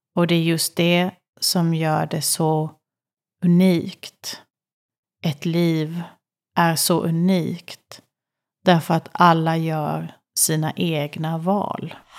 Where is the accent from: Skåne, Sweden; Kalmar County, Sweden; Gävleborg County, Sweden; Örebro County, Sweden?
Kalmar County, Sweden; Kalmar; Jag föddes i Kalmar